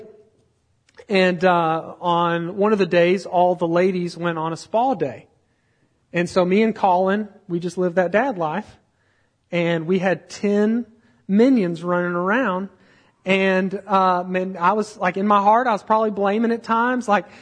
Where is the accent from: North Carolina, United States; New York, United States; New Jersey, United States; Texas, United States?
Texas, United States; we're from Texas